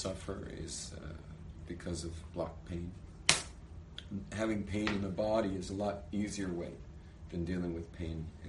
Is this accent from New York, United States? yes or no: no; Los Angeles, California, United States; moved away as an adult; now in Israel; I'm from California, from